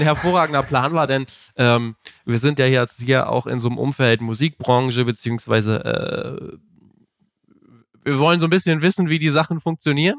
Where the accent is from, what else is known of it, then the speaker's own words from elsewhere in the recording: Melle, Lower Saxony, Germany; in meiner Heimatstadt Melle